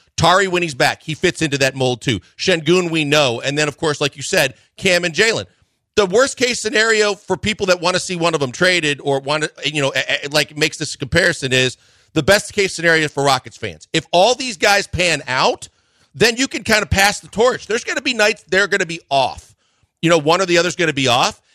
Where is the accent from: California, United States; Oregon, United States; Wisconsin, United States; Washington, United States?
Wisconsin, United States; I'm from Wisconsin